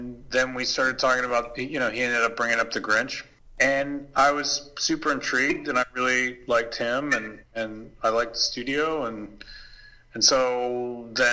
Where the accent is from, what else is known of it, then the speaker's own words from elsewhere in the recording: Canada; moved away as an adult; also born or lived in Paris; for years growing up in Canada, I was like, I learned French.